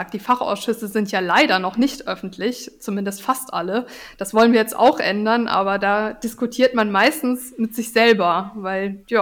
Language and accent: German; Karlsruhe, Baden-Württemberg, Germany; Also ich, ich komme einfach aus Karlsruhe, ich bin hier verwurzelt.